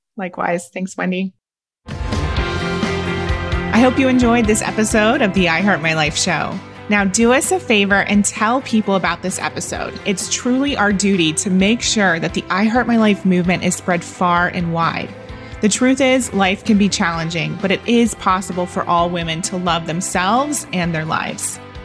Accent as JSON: {"language": "English", "region": "Ohio", "country": "United States", "said": "I'm a girl from Ohio."}